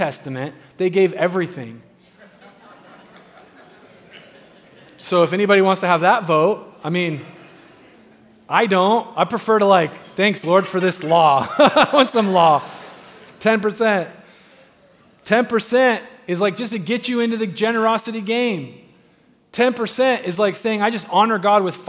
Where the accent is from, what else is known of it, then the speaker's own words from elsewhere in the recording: United States; We're American.